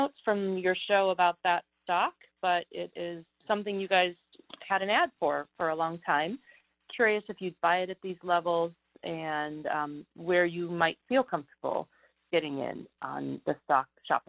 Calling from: Silicon Valley, California, United States; I'm calling from Silicon Valley

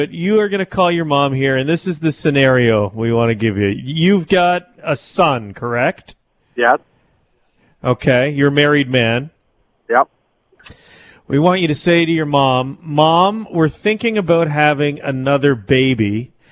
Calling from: Strathroy, Ontario, Canada; I'm calling from Strathroy.

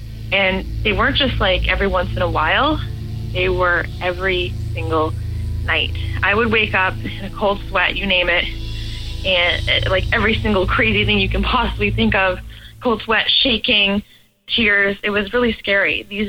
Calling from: Toronto, Ontario, Canada; I'm 23 years old, and I'm calling from Toronto, Canada.

